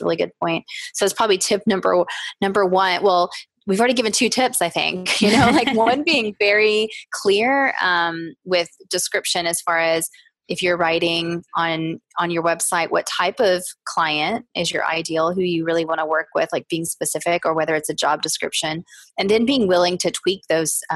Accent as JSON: {"language": "English", "region": "the South", "country": "United States", "tie": "born or raised there", "said": "growing up in the South"}